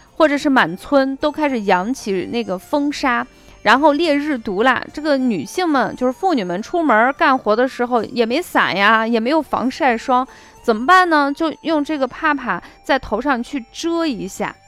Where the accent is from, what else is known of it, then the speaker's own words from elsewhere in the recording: Shaanxi, China; 给大家介绍我的故乡，我的家乡，陕西的。 关中美食